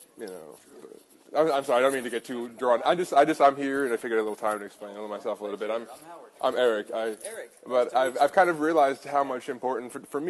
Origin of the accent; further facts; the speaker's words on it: Long Island, New York, United States; growing up on Long Island, I've met a lot of different kinds of people